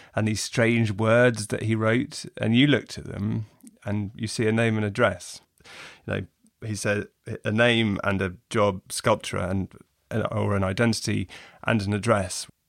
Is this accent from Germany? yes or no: no; England, United Kingdom; as an English reader